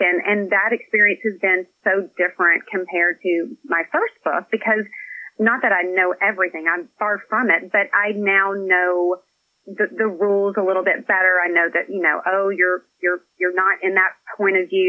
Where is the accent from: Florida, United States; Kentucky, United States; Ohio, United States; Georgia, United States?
Kentucky, United States; Scottsville; now in Nashville, United States; I live in Tennessee now. I'm originally from Kentucky.